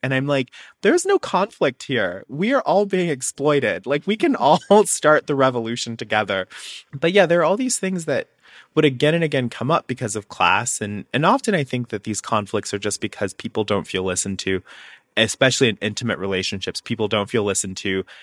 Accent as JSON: {"language": "English", "region": "Alabama", "country": "United States", "tie": "born or raised there", "said": "I'm from Alabama, I grew up on a farm"}